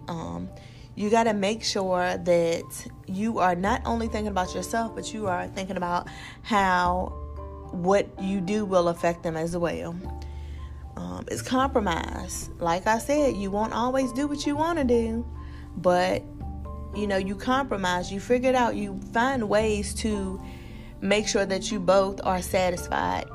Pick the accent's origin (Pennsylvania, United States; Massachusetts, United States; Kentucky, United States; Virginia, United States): Virginia, United States; I am from Virginia